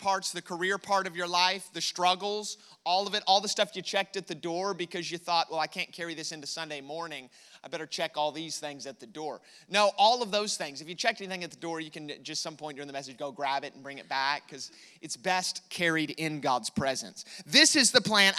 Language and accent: English; United States; I am American